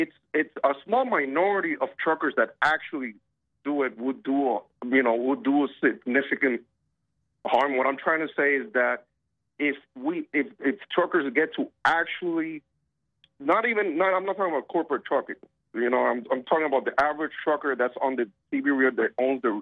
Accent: Puerto Rico; moved away; I'm from Puerto Rico originally

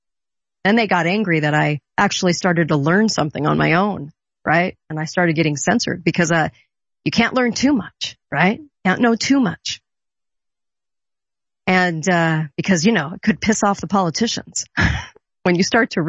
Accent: Orange County, California, United States; growing up in California on the beach in Orange County

